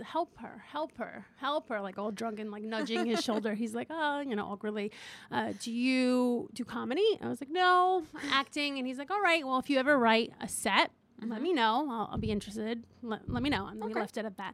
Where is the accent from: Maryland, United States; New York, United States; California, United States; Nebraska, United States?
New York, United States; New York City; I'm from Queens